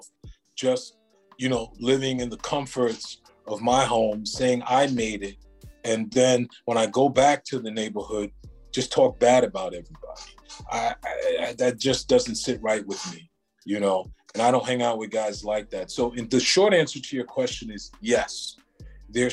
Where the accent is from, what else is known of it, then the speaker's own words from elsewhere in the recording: New York City, New York, United States; I grew up on First Avenue, 109th Street